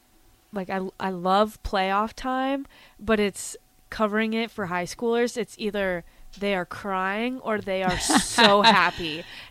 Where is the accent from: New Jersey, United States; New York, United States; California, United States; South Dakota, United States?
South Dakota, United States; moved away; I'm from South Dakota